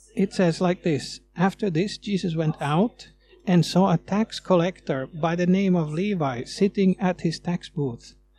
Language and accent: English; Sweden; moved away as an adult; now in Finland; You might hear that I'm coming from Sweden, from the way I talk